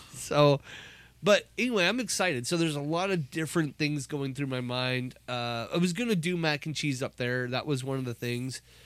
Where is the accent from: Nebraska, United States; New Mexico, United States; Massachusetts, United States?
Nebraska, United States; Omaha; Growing up in Nebraska. I grew up in Omaha